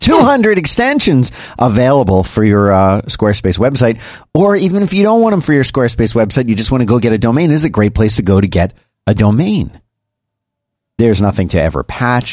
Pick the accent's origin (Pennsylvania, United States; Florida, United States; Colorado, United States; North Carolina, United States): Pennsylvania, United States; Philadelphia; I was born and raised in Philadelphia